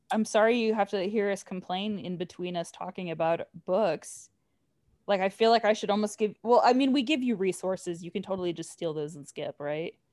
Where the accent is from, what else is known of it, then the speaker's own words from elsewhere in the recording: Southern California, United States; now in Texas, United States; I grew up in Southern California